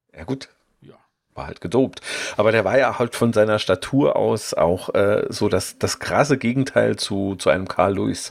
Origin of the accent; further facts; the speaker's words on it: Saarland, Germany; als Saarländer hängt man irgendwie schon so an seinen Leuten